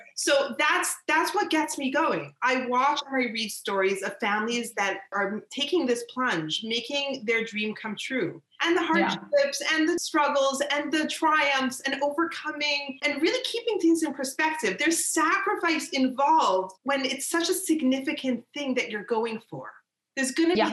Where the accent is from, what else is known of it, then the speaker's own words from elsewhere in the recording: Canada; I'm from Canada